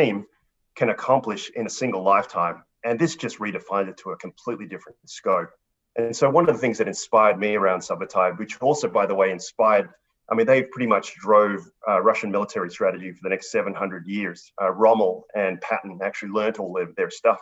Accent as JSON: {"language": "English", "country": "Australia", "tie": "born or raised there", "also_born_or_lived": "Kuala Lumpur, Malaysia", "said": "I was born in Kuala Lumpur, Malaysia. I'm a son of a dentist and a middle school teacher. And I immigrated to Australia when I was 5 years old"}